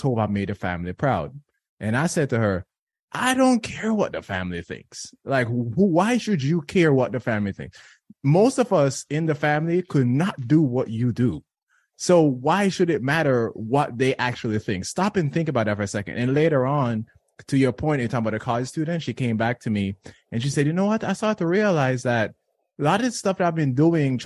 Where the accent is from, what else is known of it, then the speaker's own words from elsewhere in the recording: Jamaica; now in United States; I was born and raised in Jamaica